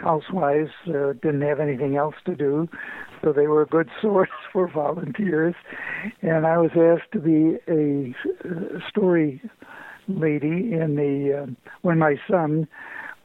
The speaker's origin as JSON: {"language": "English", "town": "Syracuse", "region": "New York", "country": "United States", "tie": "born or raised there", "moved": "yes", "lives_now": "East Lansing, United States", "said": "I grew up in Syracuse, New York"}